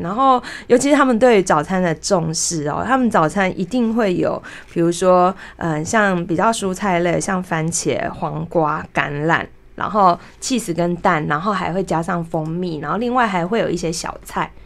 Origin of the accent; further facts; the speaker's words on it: Taiwan; 我是台湾人